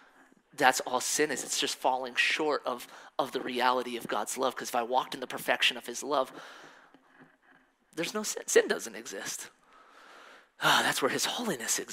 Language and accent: English; Colorado, United States; also born or lived in Missouri; I was born in Missouri. And right after I was born, we moved to Colorado. So I'm pretty much raised in Colorado my whole life.